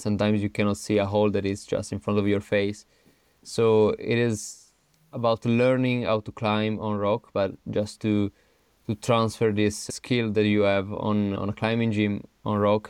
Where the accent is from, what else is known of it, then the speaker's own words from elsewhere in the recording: Turin, Piedmont, Italy; English is a second language; moved away as an adult; also born or lived in Innsbruck, Austria; now in Arco, Italy; I'm originally from Turin, Torino, which is in the northwest of Italy